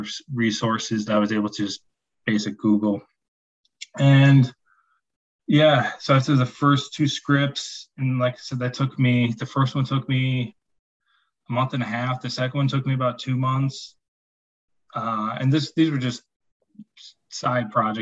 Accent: Chicago, Illinois, United States; I'm from Chicago

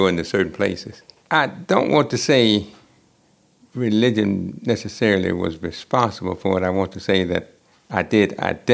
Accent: Edgefield County, Aiken County, South Carolina, United States; I grew up in South Carolina, Edgefield County, and then Aiken County.

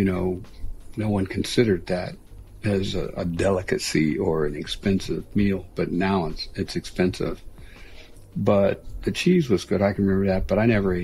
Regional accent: Pittsburgh, Pennsylvania, United States; moved away as an adult; Growing up in Pittsburgh, when you're from the East, and especially like Pittsburgh

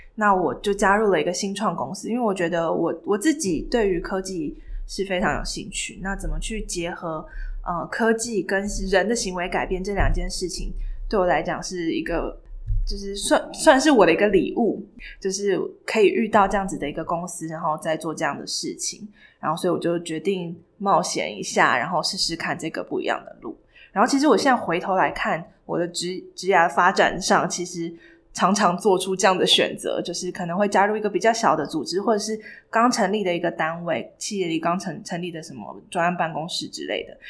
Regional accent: Taiwan; moved away as an adult; also born or lived in United States; 然后只有我一个台湾人

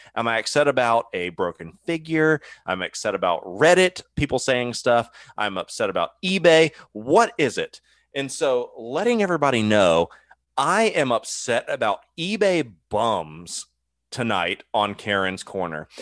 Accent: Ohio, United States; I grew up in Ohio

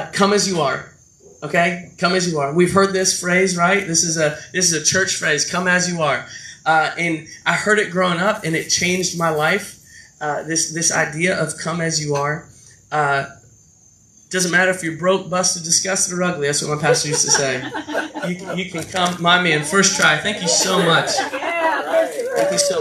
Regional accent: Florida, United States; I'm from Florida

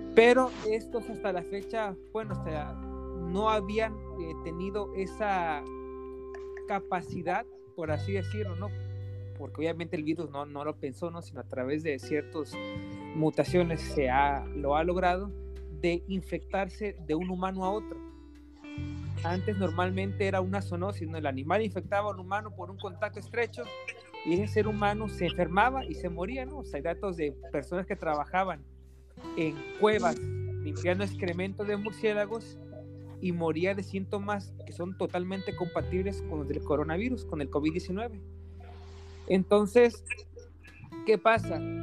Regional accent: Mexico; Yo también soy de México

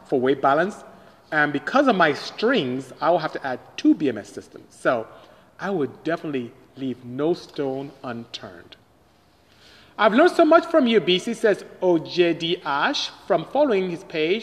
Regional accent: Nigeria; I'm Nigerian from West Africa.

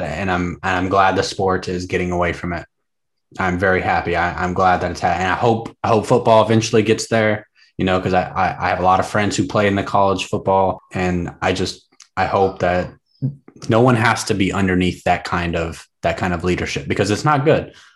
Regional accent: the South, United States; I grew up in the South, or I didn't grow up in the South. I'm from the South. I have a big South family.

